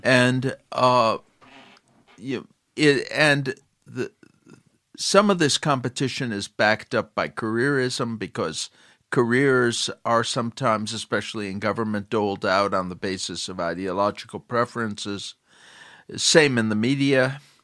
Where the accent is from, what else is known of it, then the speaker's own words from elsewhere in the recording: Chicago, Illinois, United States; When I was growing up, I grew up in Chicago